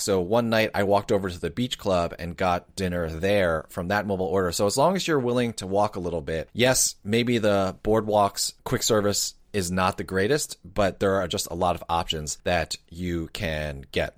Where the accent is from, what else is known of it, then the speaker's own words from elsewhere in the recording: New Jersey, United States; being born and raised in New Jersey